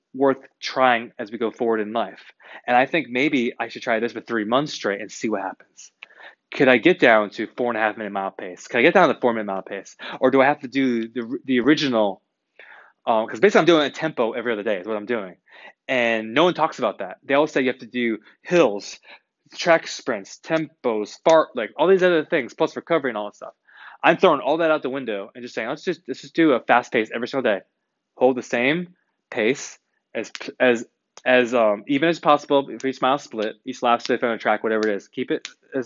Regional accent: United States; I'm an American

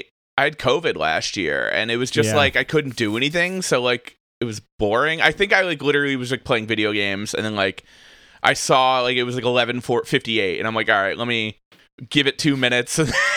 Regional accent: New Jersey, United States; we both grew up in like the Central Jersey, South Jersey area.

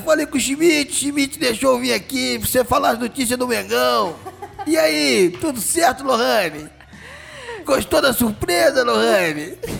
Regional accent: Rio de Janeiro, Brazil; Meu bairro natal, praticamente, né? Botafogo. É onde eu nasci, cresci e tem muitos amigos lá.

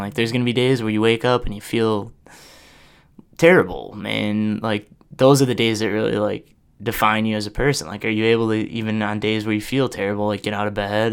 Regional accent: Oshkosh, Wisconsin, United States; now in Madison, United States; back in Oshkosh

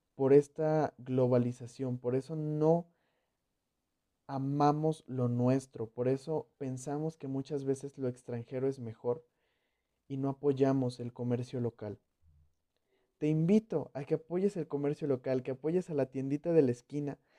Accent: Mexico; yo soy mexicano.

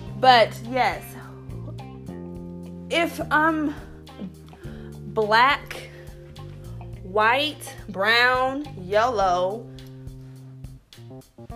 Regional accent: United States; I was born here.

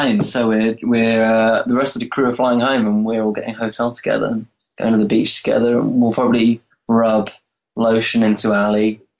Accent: Brighton, South East England, United Kingdom; We were born here.

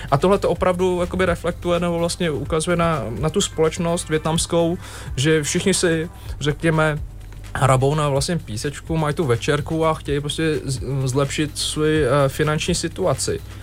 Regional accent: Chomutov, Ústí nad Labem Region, Czechia; now in Prague, Czech Republic; Já jsem z Ústeckého kraje, jsem vyrůstal v Chomutově

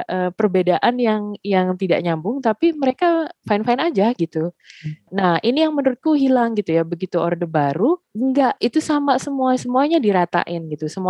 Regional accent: Indonesia; born there; tapi Indonesia juga mengakui aku sebagai warga negara mereka karena aku lahir di Indonesia gitu.

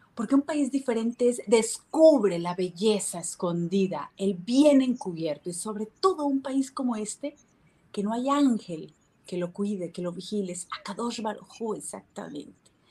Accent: Barranquilla, Atlántico, Colombia; also born or lived in Miami, United States / Mexico; now in Israel; soy colombiana, eh, barranquillera

